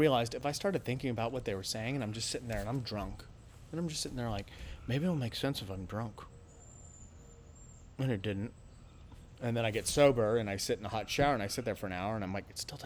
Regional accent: United States; And I'm an American. I speak English.

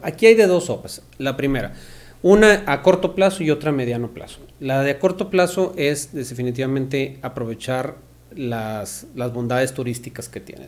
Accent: Ciudad Victoria, Tamaulipas, Mexico; Somos de, toda la vida de Victoria

